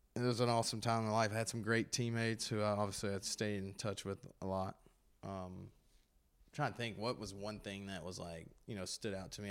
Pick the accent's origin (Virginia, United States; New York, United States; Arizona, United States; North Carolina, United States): North Carolina, United States; Gastonia; they're my hometown